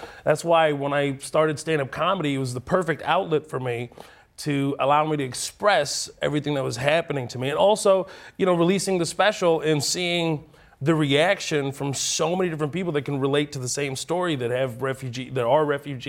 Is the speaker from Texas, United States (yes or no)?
yes; Houston, Texas, United States; born or raised there; also born or lived in Kuwait